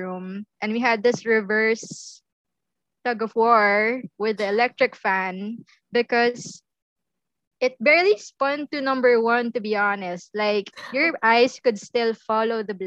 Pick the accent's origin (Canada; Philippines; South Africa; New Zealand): Philippines; Manila, Metro Manila; I was from Manila.